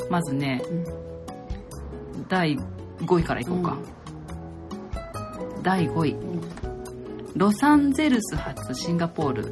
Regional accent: Japan; 私たち日本人ってね、

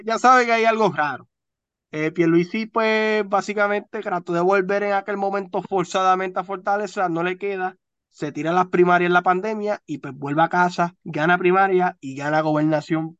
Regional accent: Santa Isabel, Puerto Rico; a mi pueblo, a mi amado pueblo de Santa Isabel de Hungría

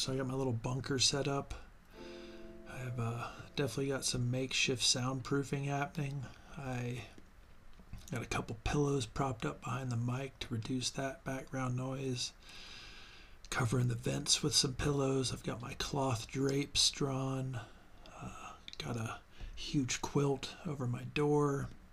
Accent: Ohio, United States; the area that I grew up in Ohio

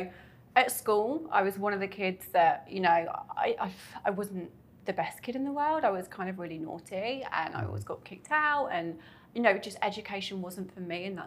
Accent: Coventry, West Midlands, United Kingdom; moved away as an adult; now in Dubai, United Arab Emirates; I'm from the UK, right in the middle, called Coventry. It's near Birmingham

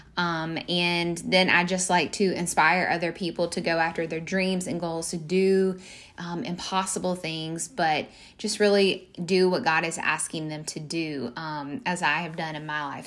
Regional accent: Mississippi, United States; moved away as an adult; now in Portland, United States; we come back home from the South in Mississippi

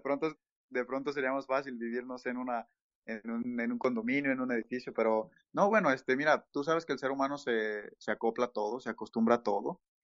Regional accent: Mexico; moved away as an adult; now in Toronto, Canada; en México, por ejemplo, eh, donde, de donde soy

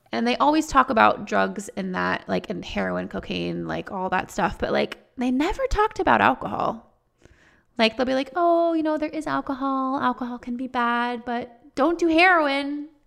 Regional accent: Texas, United States; I grew up in Texas

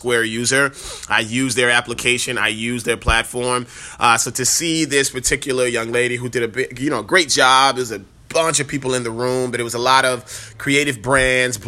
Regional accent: New Orleans, Louisiana, United States; moved away; the beautiful city, which is my hometown

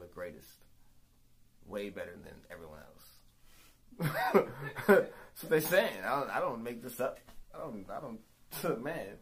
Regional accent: New Orleans, Louisiana, United States; I'm from New Orleans where, you know, it's the Big Easy.

